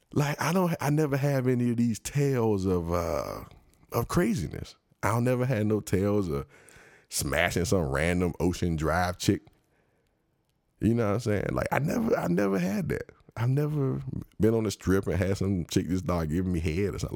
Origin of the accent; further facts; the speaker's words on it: United States; I'm just a regular American. I'm black